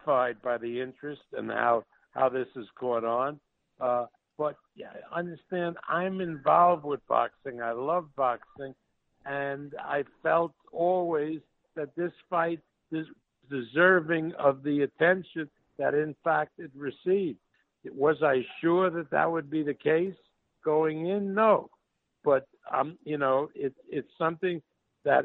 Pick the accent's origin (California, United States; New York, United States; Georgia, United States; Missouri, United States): New York, United States; New York City; accent: New York; now in Nevada, United States; you can tell by my accent that I'm a New York guy, actually a Brooklyn guy